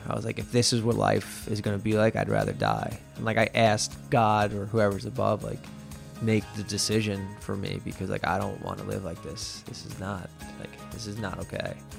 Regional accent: Long Island, New York, United States; I grew up in Leathertown, which is about About twenty minutes west of here, where we are right now in Lindenhurst.

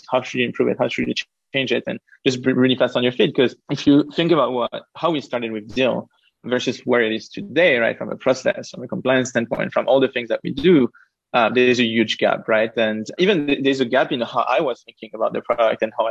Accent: Paris, Île-de-France, France; moved away; also born or lived in United Kingdom / Israel / United States; I'm originally from France. I lived and grew up in Paris, but then I moved to the UK, to Israel, to the US, to like lots of different countries.

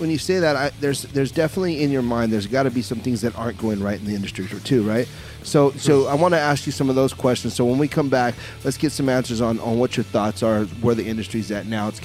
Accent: Southern California, United States; I'm from Southern California

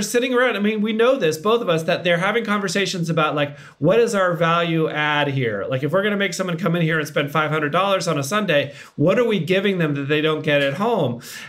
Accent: Massachusetts, United States; moved away; I was long gone from Massachusetts.

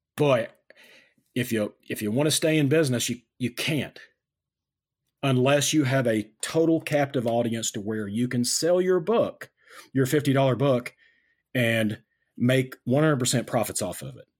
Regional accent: United States; I'm an American.

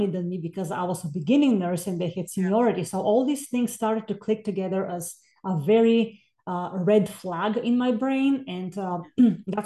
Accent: Bulgaria; moved away as an adult; now in United States; I'm originally from Bulgaria. So I came to the States in 2000 to earn a master's and doctoral in music

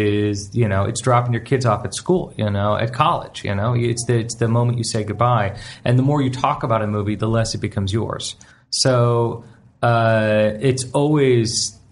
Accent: Canada; I'm a Canadian

